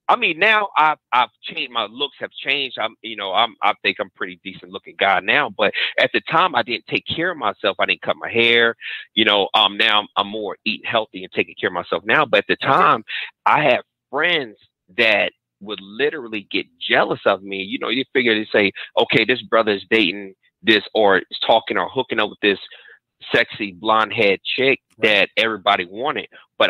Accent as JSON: {"language": "English", "region": "Virginia", "country": "United States", "lives_now": "Texas, United States", "said": "I'm originally from Virginia, man, but I live in Texas. Now."}